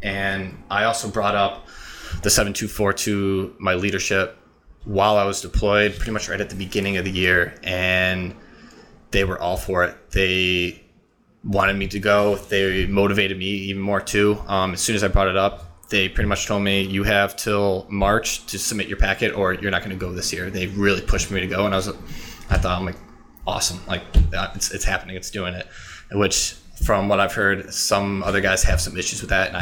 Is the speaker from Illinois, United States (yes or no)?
yes; Illinois, United States; I grew up, I was born and raised in Illinois